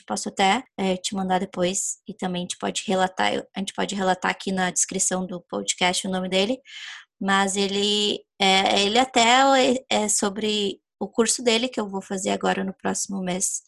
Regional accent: Porto Alegre, Rio Grande do Sul, Brazil; now in United States; sou do Rio Grande do Sul, né? Do, uhum. De Porto Alegre

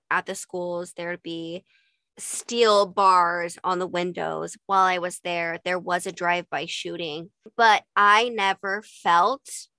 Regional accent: Utah, United States; and growing up in Utah, I never got that.

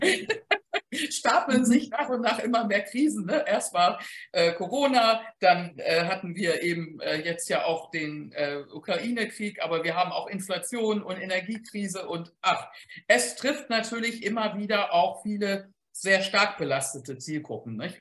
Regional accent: Hamburg, Germany; ich als Hamburgerin

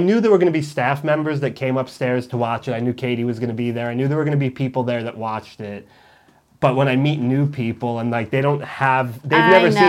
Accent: New York, United States; now in Los Angeles, United States; I'm from New York.

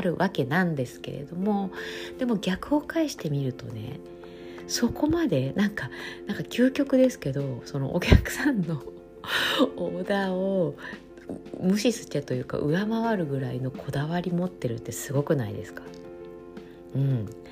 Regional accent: Japan; now in Italy; 私だけじゃなくて結構イタリアに住んでる他の日本人

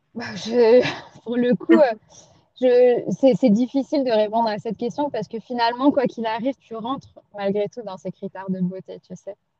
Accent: Pondicherry, Puducherry, India; moved away; je repars à Pondichéry, dans ma ville natale

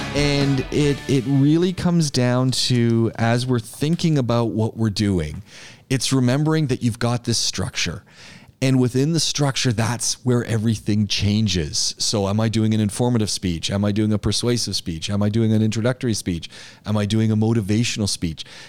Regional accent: Canada; now in United Arab Emirates; I'm Canadian

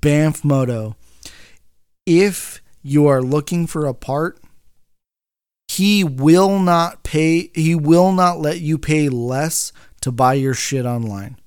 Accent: Bakersfield, California, United States; moved away as an adult; I'm from Bakersfield

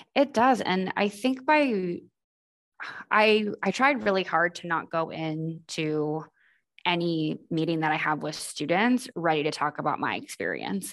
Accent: Boston, Massachusetts, United States; moved away; I'm originally from Boston

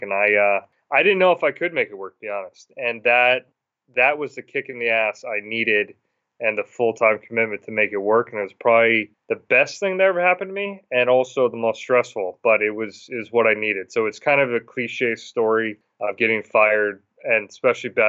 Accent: Massachusetts, United States; moved away as an adult; now in Williston, Vermont, United States; I'm originally from Massachusetts

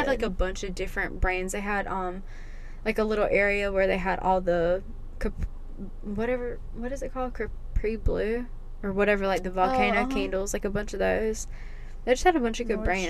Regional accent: North Carolina, United States; We are from North Carolina. North Carolina, baby.

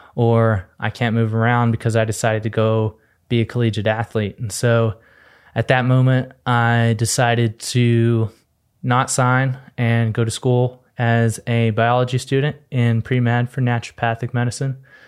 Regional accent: Texas, United States; moved away; I'm originally from Texas. I came out here just an innocent Texas boy

